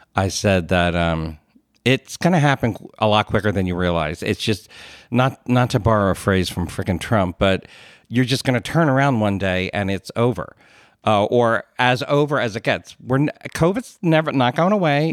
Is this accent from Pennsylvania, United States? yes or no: yes; Philadelphia, Pennsylvania, United States; accent: Philly; I grew up in the Philadelphia area